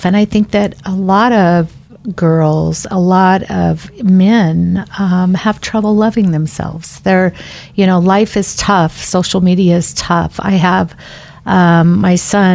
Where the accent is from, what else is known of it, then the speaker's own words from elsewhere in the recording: Parma, Idaho, United States; now in Boise, United States; growing up in Parma and really living in Boise